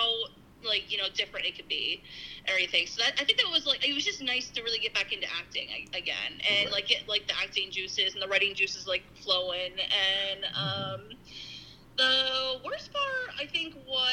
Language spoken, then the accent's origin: English; Schuylkill County, Pennsylvania, United States; I'm from Schuylkill County, so I'm like, this is local